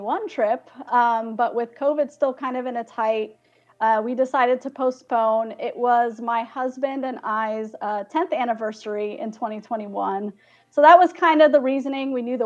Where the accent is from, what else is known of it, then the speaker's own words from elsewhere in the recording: Arizona, United States; moved away; I actually grew up in Arizona. That's my hometown